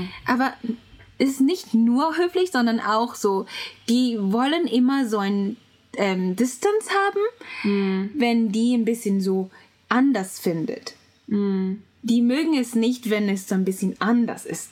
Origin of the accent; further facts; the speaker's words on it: Japan; German is a second language; ich bin Japanerin